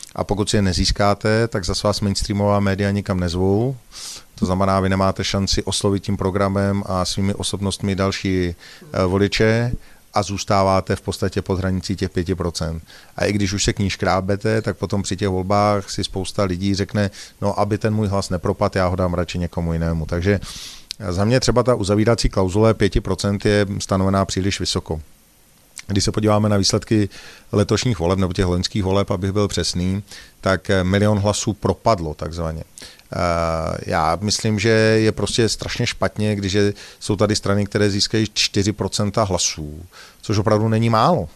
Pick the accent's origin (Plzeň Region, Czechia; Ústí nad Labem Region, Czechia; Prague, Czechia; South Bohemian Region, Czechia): Prague, Czechia; jsem z České republiky, že jsem z Prahy